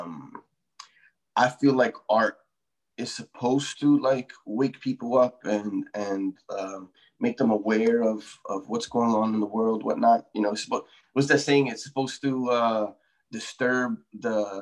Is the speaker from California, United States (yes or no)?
no; New York City, New York, United States; my hometown, the Bronx